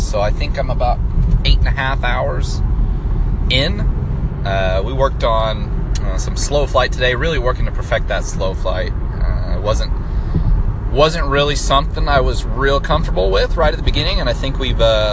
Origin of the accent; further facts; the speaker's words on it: Nebraska, United States; moved away as an adult; also born or lived in Dallas, Texas; now in Fort Worth, United States; I'm originally from Nebraska. Moved to Texas after college